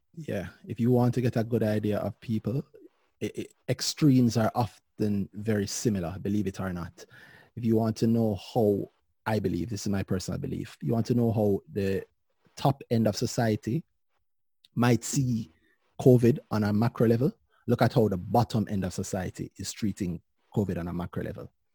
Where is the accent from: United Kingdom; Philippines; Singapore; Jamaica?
Jamaica; as a Jamaican